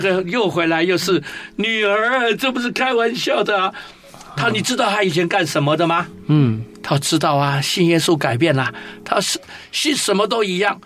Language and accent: Chinese; Wugu, New Taipei, Taiwan; also born or lived in Tamsui, New Taipei; 回到我的家乡，或是五谷乡，嗯。陆光一村人